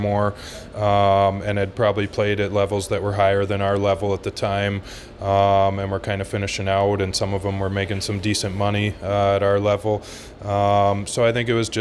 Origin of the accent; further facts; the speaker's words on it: Canada; also born or lived in Fort Worth, Texas, United States; I moved from Texas to Canada. So as a baby, I was adopted by Canadian parents, and we moved up to Canada